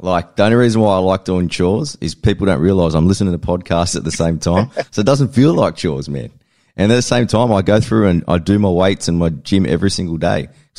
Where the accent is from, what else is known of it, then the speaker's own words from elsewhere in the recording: Australia; it's a lot different to how we grew up in Australia.